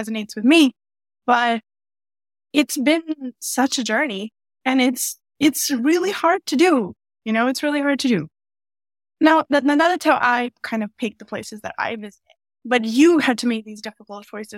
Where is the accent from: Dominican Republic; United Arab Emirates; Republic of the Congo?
United Arab Emirates; Dubai; moved away as an adult; now in Canada; I moved from Dubai, is where I was raised, and rather the Gulf region. And I moved from there to Canada in 2017, 2018